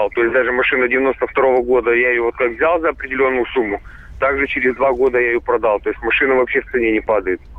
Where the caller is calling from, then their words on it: Crimea, Ukraine; потому что, ну, я из Крыма звоню.